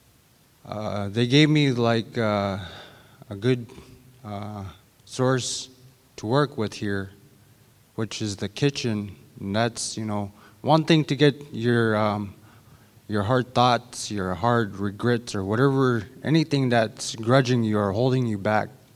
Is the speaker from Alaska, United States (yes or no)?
yes; St. Lawrence Island, Alaska, United States; moved away as an adult; also born or lived in Shaktoolik, Alaska; I'm originally from St. Lawrence Island, and I moved to Shaktulik like 7 years ago.